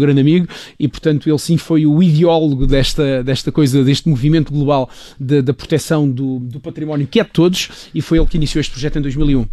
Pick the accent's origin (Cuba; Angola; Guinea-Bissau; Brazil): Angola; Luena, Moxico; now in Portugal; a terra onde eu nasci, Angola